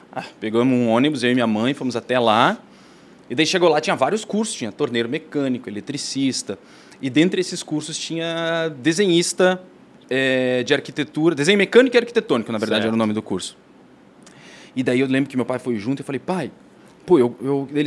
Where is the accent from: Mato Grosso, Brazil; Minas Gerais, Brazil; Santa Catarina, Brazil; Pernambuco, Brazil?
Santa Catarina, Brazil; Blumenau; assim, ó, eu sou de Blumenau, do Tribes, da Rua Chapecó, número 103. A minha mãe e meu pai tinham uma casa lá, e construída, assim, a demorou 10 anos para construir.